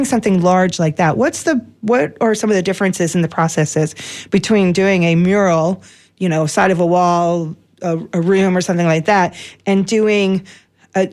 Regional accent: New York, United States; When I was young, growing up in New York

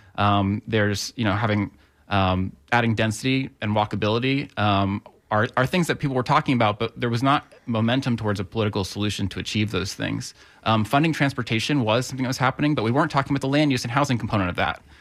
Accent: Tampa, Florida, United States; also born or lived in Gainesville; I grew up in the Tampa area.

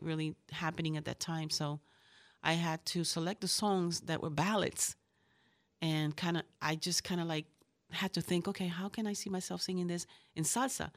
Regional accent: Puerto Rico; moved away; also born or lived in Bronx, New York / Ponce, Puerto Rico; I'm from New York, from the Bronx. And, um, I, um, I was raised in Puerto Rico. My parents are from Puerto Rico, from Ponce.

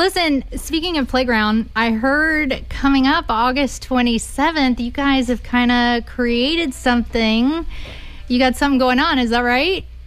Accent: Austin, Texas, United States; my hometown is Austin

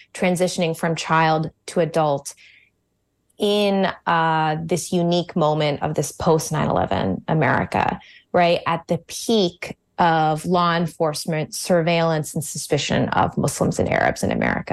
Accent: suburbs of Washington, D.C., Virginia, United States; now in Connecticut, United States; I was born in Virginia, in the suburbs of Washington, D C. Um, where m, many of my family and my parents still live today

